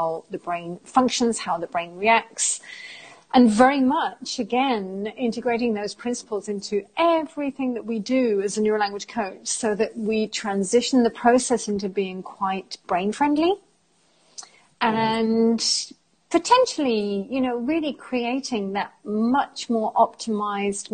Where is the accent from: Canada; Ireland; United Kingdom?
United Kingdom; England; moved away as an adult; also born or lived in Germany / Italy / France; now in Spain; I am British, although I consider myself to be quite European as I've lived outside of England for many, many years